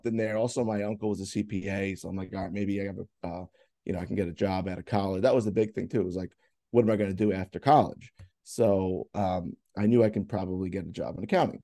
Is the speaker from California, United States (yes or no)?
no; Bayville, New York, United States; I grew up around here. I grew up in Bayville, which is, you know, like maybe like 10 minutes away.